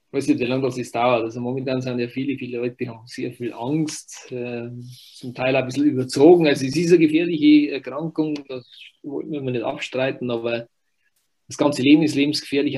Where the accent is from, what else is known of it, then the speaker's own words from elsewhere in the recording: Wurz, Bavaria, Germany; ich bin im Wurz aufgewachsen, Wurz, äh, Gemeinde Büchersreuth, also ein kleines Dorf